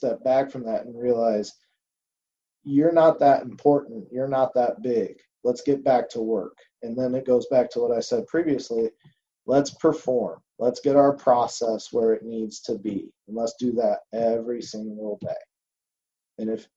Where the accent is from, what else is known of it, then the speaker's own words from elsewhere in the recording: Indiana, United States; my home state, Indianapolis